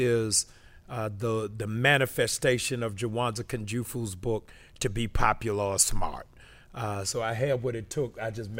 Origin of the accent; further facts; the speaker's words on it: Baltimore, Maryland, United States; also born or lived in Cambridge, Massachusetts; Okay, so I am originally from Cambridge, Massachusetts. I moved to Baltimore in elementary school.